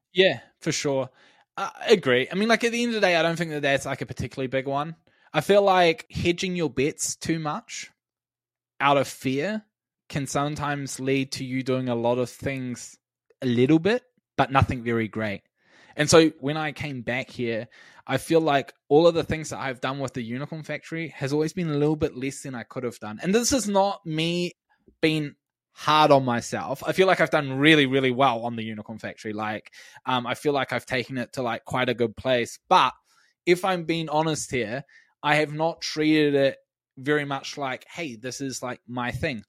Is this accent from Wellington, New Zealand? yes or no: yes; Wellington, New Zealand; my hometown in Wellington